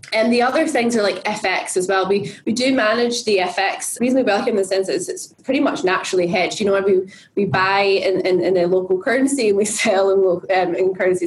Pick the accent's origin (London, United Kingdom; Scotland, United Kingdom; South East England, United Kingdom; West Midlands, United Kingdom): Scotland, United Kingdom; I'm Scottish, right? So it's in my blood.